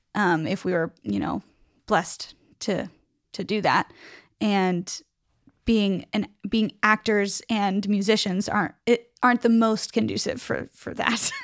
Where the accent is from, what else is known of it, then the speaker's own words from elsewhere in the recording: Pittsburgh, Pennsylvania, United States; I am from Pittsburgh